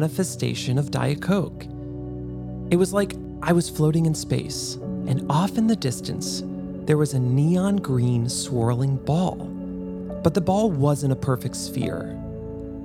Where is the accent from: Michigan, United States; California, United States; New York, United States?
New York, United States; Westchester County; I grew up in Westchester County with a bunch of privileged Polartec-wearing finance bros